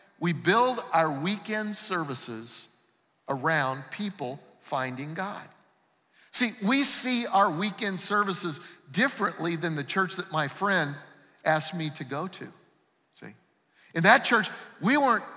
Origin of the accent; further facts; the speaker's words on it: Denver, Colorado, United States; I grew up in Denver.